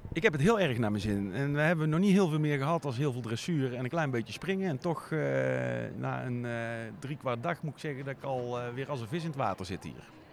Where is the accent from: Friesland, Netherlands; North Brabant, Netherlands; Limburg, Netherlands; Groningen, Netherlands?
North Brabant, Netherlands; Hoge Mierde; ik kom uit Hoge Mierde